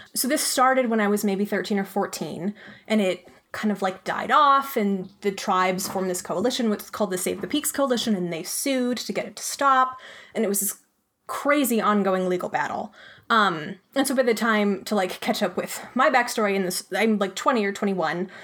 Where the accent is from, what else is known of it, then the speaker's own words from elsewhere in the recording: Arizona, United States; also born or lived in Pennsylvania; I was born in Pennsylvania, actually, but I grew up in Arizona and had a pretty picturesque childhood.